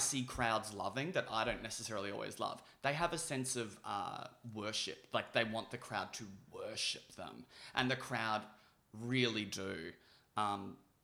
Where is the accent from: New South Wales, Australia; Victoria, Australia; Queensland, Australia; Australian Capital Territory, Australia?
Victoria, Australia; Melbourne; born or raised there